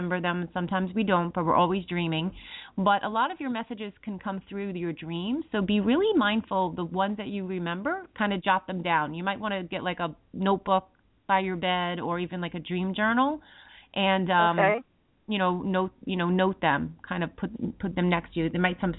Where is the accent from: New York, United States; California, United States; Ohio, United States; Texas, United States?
New York, United States; we us New Yorkers